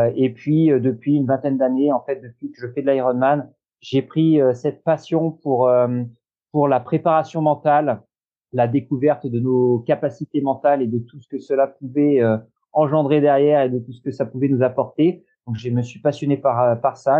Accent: Normandy, France; also born or lived in Royan, Charente-Maritime / Nantes vineyard area; now in Nantes area, France; je suis né en Normandie. Euh, j'ai vécu aussi euh, longtemps. J'ai vécu une douzaine d'années

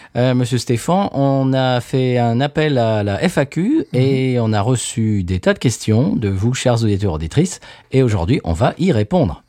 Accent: France; now in United States; on est français mais qu'on habite aux États-Unis

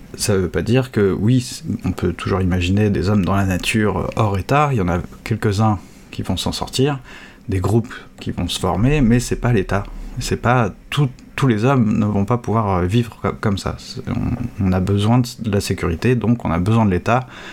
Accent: France; en tant que Français

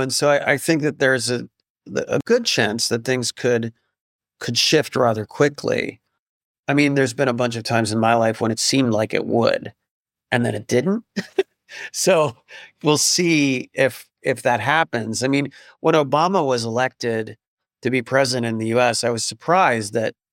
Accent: upstate New York, United States; my hometown in upstate New York, which is not it's not New York City, but it's you know upstate New York

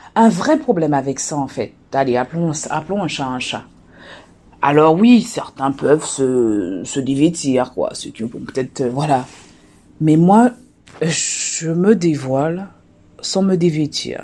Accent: Guadeloupe; moved away; also born or lived in France; chez moi en Guadeloupe

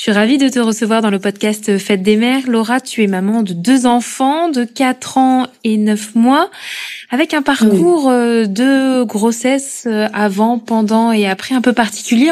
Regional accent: Corrèze, Nouvelle-Aquitaine, France; moved away as an adult; now in Paris, France

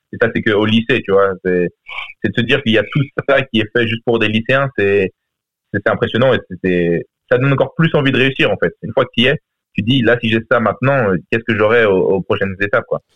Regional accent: France; now in United States; j'ai quitté la France assez tôt

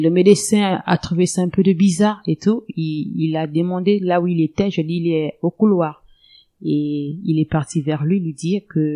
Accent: Lastoursville, Ogooué-Lolo, Gabon; moved away as an adult; now in Moanda, Gabon; ma ville natale, elle est de Lastoville

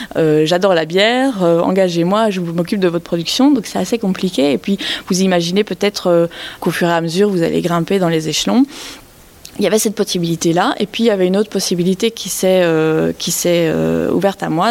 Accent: Belgium; now in France; je suis née en Belgique, j'ai grandi en Belgique

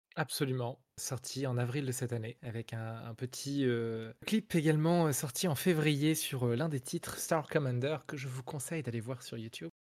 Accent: France; first language French; je suis un Français qui chante en anglais du rock

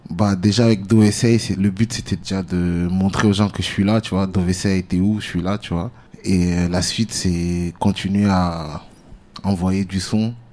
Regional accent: Orléans, Centre-Val de Loire, France; also born or lived in Italy; En fait, je suis né là-bas. Je suis né en Italie. Et euh, pendant mon enfance, j'ai déménagé en, France pour les études de base, tu vois.

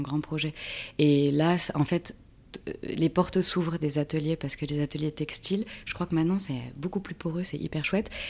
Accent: Reims, Grand Est, France; moved away as an adult; also born or lived in Paris / Pyrenees; now in Creuse, France; je viens de Reims, de Champagne-Ardenne

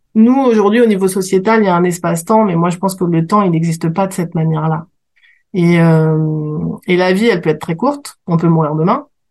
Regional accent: Paris, Île-de-France, France; je suis parisienne, je suis née dans le 9e

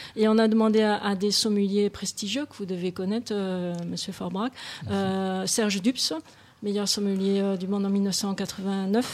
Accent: Beaune, Bourgogne-Franche-Comté, France; moved away; je suis née à Beaune

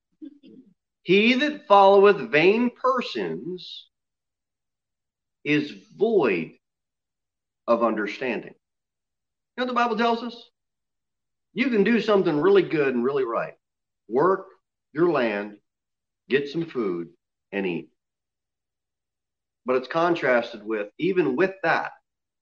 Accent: the South, United States; I'm from the South

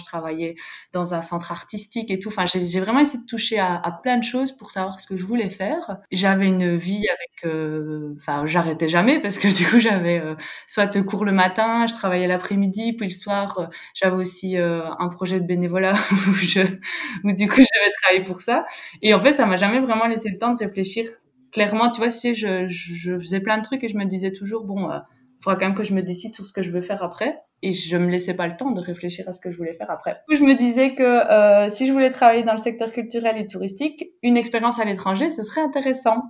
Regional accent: Belgium; moved away as an adult; now in Valencia, Spain; Je suis belge, originaire donc euh, de la partie francophone de Belgique et depuis deux ans, je suis expatriée en Espagne, à Valence.

